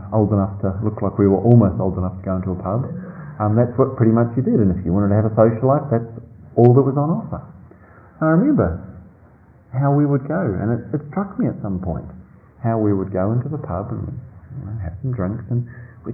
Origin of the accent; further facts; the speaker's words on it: New Zealand; moved away; I grew up in New Zealand in a small country town